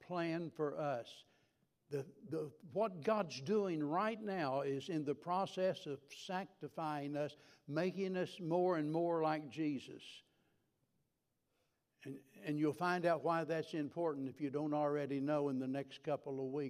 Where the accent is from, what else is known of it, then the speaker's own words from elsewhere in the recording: the Ozarks, United States; moved away as an adult; also born or lived in Tennessee / Cincinnati; I was a hillbilly from the Ozarks